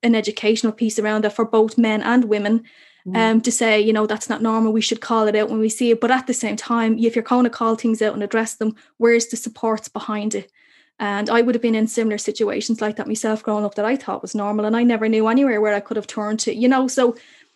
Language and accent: English; Dublin, Leinster, Ireland; I grew up obviously in Cherry Orchard